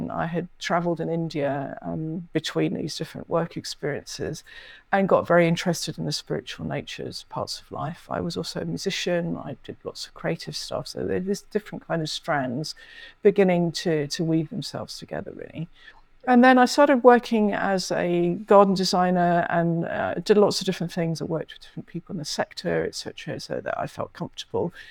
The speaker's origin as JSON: {"language": "English", "region": "London", "country": "United Kingdom", "tie": "born or raised there", "said": "I grew up mainly in London, and while we travelled a lot, went to lots of different countries, etc."}